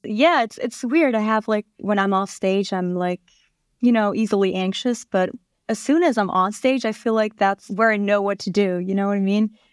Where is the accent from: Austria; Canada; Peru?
Austria; Vienna; moved away as an adult; now in New York, United States; I grew up in Austria, Vienna